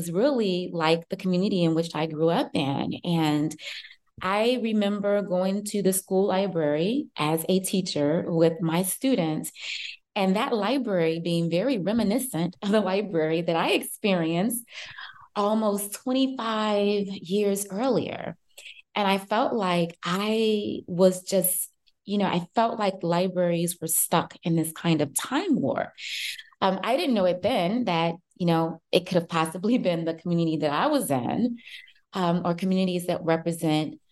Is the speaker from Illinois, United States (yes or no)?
yes; Chicago, Illinois, United States; I live in Chicago. I grew up in Chicago.